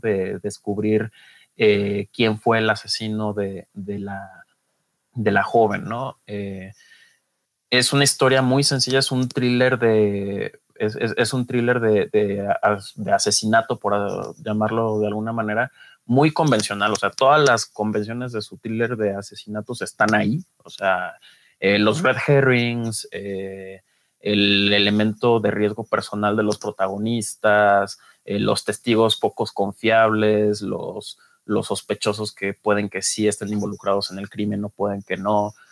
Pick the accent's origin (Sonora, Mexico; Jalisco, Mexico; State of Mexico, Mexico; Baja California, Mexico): Jalisco, Mexico; Guadalajara; soy eh, tapatío, vivo aquí en, en Guadalajara